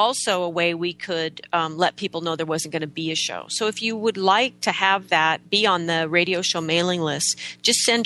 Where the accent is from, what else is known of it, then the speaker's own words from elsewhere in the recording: United States; we're so American